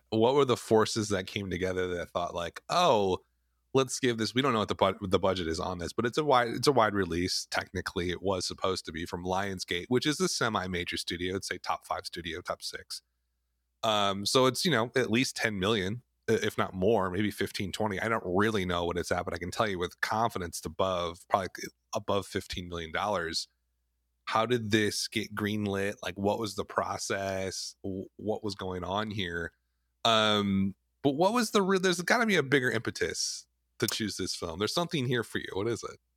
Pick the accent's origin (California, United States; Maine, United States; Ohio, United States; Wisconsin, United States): Wisconsin, United States; both of us are, you know, born and bred in the Midwest, we grew up in the Midwest, in Wisconsin